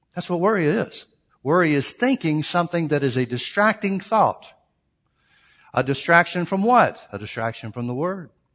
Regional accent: Alabama, United States; family growing up in Alabama

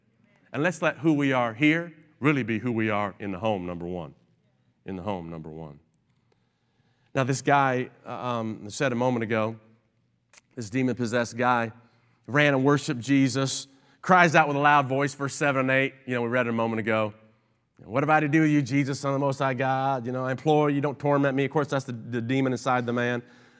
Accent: Kingsport, Tennessee, United States; also born or lived in Long Island / Cleveland / New Jersey; I was born in Long Island, New York, and then we moved to Cleveland, Ohio, and then back to upstate New Jersey while he worked in the city, and then down to Kingsport, Tennessee, where I spent most of my life growing up.

